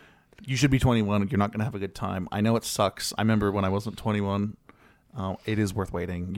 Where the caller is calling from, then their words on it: Alabama, United States; I'm from North Alabama, and there are not many that many furries here